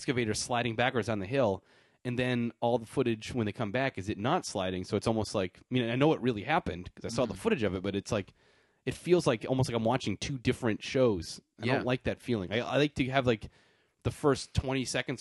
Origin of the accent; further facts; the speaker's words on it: New Hampshire, United States; I'm from New Hampshire